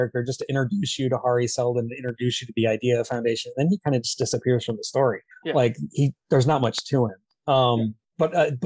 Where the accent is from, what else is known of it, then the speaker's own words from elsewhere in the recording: United States; I'm American.